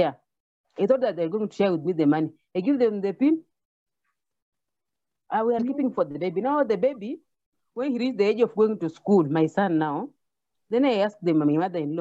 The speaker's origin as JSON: {"language": "English", "country": "Kenya", "said": "I'm from Kenya, African continent"}